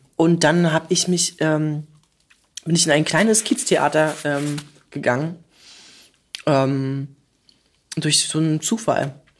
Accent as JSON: {"language": "German", "region": "Berlin", "country": "Germany", "accent": "Berlin dialect", "said": "ich komme aus, äh, aus Pankow tatsächlich"}